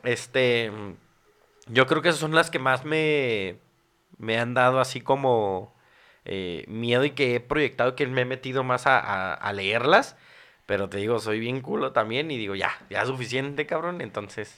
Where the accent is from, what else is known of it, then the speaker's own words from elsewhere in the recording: Mexico City, Mexico; yo soy del Distrito Federal de la Ciudad de México